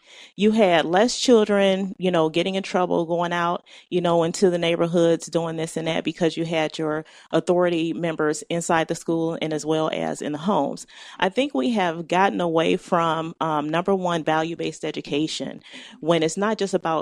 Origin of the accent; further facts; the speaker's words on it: Cleveland, Ohio, United States; I've been an Ohioan all my life. Went to Cleveland Public Schools